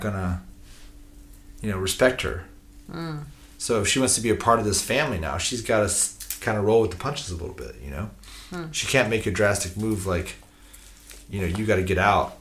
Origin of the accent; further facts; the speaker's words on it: United States; I'm American